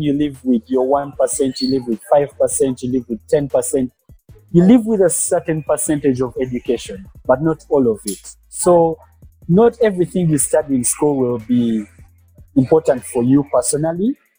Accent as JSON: {"language": "English", "town": "Kampala", "region": "Central Region", "country": "Uganda", "tie": "born or raised there", "also_born_or_lived": "Western Uganda", "said": "I am based in Kampala, born and raised in Kampala, but I'm from the western part of Uganda"}